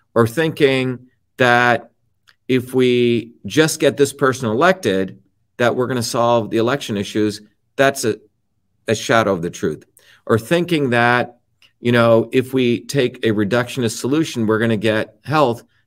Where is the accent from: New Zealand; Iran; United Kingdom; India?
India; moved away; the village that I grew up in India